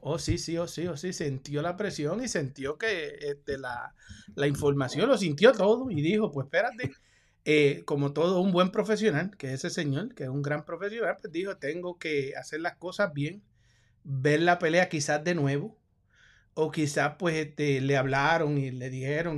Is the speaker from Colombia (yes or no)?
no; Puerto Rico; yo como puertorriqueño